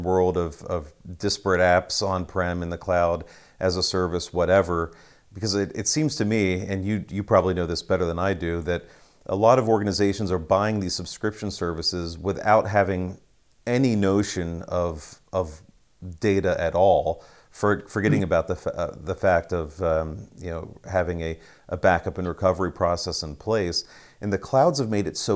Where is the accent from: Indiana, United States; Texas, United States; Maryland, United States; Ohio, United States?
Ohio, United States; In Ohio